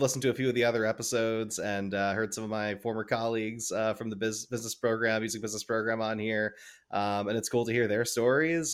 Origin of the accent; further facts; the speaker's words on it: New Jersey, United States; growing up in New Jersey